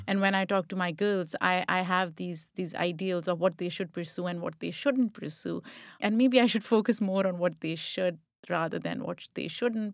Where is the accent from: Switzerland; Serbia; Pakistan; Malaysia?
Pakistan; moved away; I grew up in Pakistan